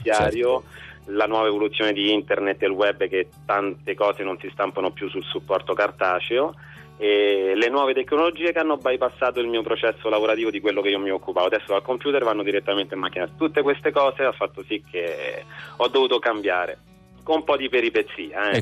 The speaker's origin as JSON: {"language": "Italian", "town": "Rome", "region": "Lazio", "country": "Italy", "tie": "born or raised there", "said": "sono nato e vivo a Roma"}